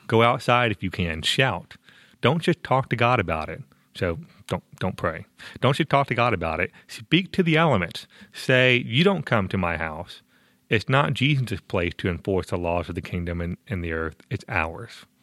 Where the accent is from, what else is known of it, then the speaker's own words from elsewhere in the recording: Tampa, Florida, United States; Tampa, Florida, my hometown